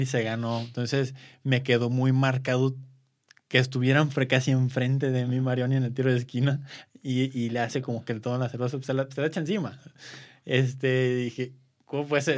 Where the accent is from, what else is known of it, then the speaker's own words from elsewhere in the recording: Guadalajara, Jalisco, Mexico; yo soy de Guadalajara